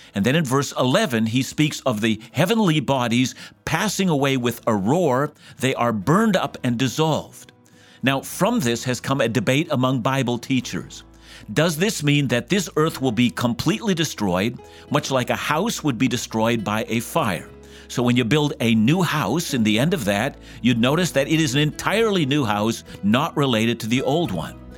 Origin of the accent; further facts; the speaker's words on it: Vancouver, British Columbia, Canada; I'm from Vancouver